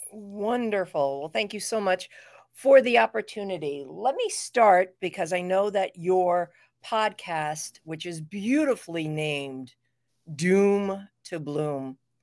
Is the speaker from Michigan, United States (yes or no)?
no; New York City, New York, United States; I was, uh, raised in New York City